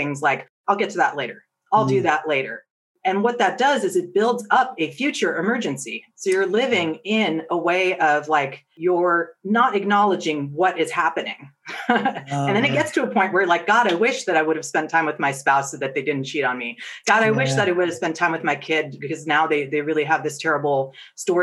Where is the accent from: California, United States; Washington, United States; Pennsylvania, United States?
California, United States; Silicon Valley; I grew up in Silicon Valley